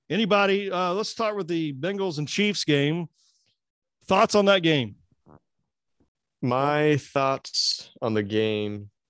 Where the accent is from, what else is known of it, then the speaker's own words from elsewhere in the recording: Tulsa, Oklahoma, United States; we grew up in Tulsa.